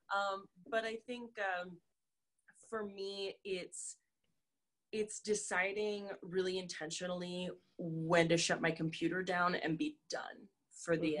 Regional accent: North Dakota, United States; we we grew up in North Dakota.

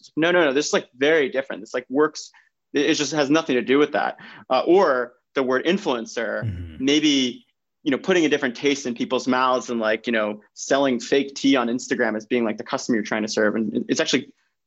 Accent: New York, United States; I'm born and raised in New York, come from an Italian American family

